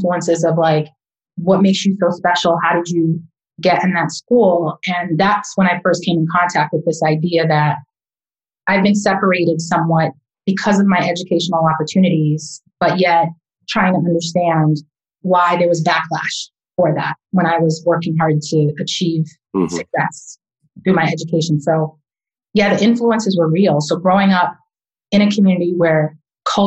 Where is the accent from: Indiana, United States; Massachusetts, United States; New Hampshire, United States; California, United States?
Massachusetts, United States; Boston; I was born and raised in Roxbury, Massachusetts